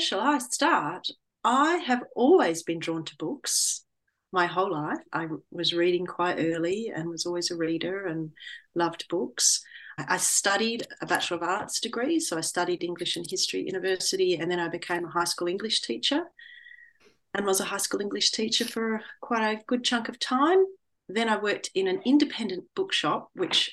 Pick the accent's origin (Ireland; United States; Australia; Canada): Australia; moved away as an adult; also born or lived in London / north of England; When I returned back to Australia, I studied to become a teacher librarian, and then I worked in a public library in my hometown